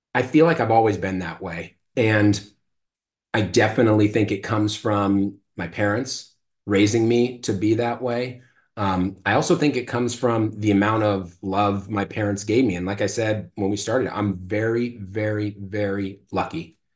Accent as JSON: {"language": "English", "area": "Marin County", "region": "California", "country": "United States", "tie": "born or raised there", "said": "I was born and raised in Marin County and I still live there"}